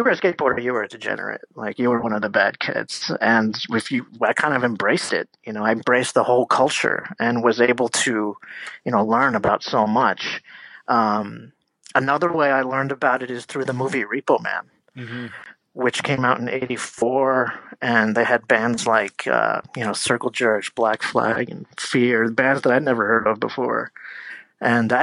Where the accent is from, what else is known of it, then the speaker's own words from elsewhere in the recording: Easton, Pennsylvania, United States; I grew up in Easton, Pennsylvania